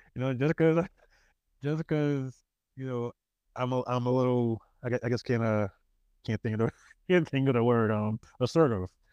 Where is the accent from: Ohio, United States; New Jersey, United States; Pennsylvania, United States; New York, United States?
New York, United States; New York City; accent: New York; moved away as an adult; also born or lived in California; I'm from, I am from Queens, born and raised